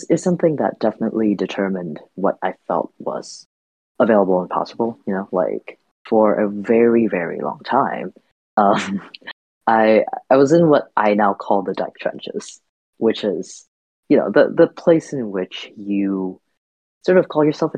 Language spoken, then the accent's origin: English; Vietnam; now in United States; I grew up in Vietnam. I've spent most of my like adult years in the US, but my sort of formative years, just in general, were largely spent in Vietnam